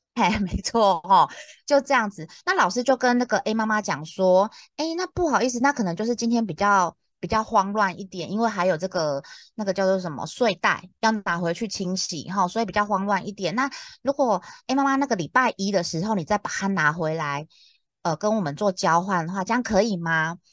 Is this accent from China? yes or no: no; Taiwan; accent: Taiwanese Mandarin; 不是我台湾国语